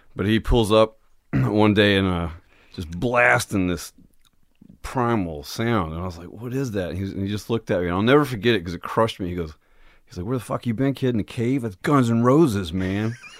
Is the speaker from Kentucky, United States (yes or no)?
yes; Jackson, Kentucky, United States; moved away; Originally, I'm from a little town in southeast Kentucky